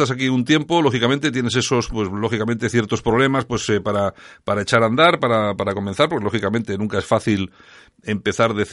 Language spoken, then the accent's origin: Spanish; Cameroon; moved away as an adult; now in Spain; Así es, soy camerunés.